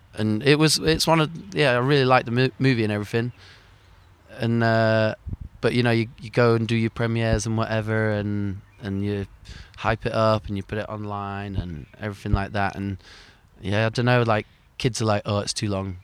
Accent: Sheffield, Yorkshire and the Humber, United Kingdom; moved away; growing up in Sheffield, you always knew that the ski slope was there

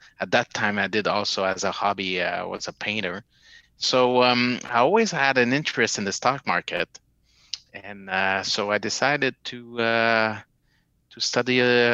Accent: Montreal, Quebec, Canada; my hometown in Montreal

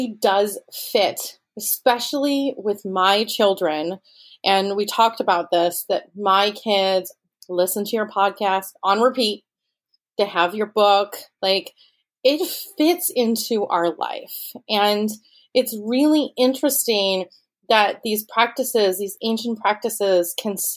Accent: Rochester, New York, United States; I grew up in Rochester, New York, where Wegmans originated

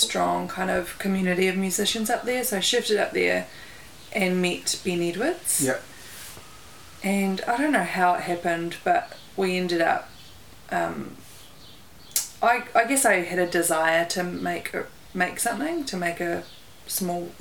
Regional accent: Dunedin, Otago, New Zealand; I grew up in Dunedin, in Port Chalmers

